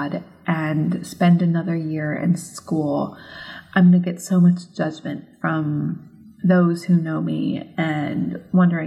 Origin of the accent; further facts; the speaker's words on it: United States; moved away as an adult; also born or lived in Edinburgh, Scotland / United Kingdom; as an American who was brought up on the grid system of the roads here in North America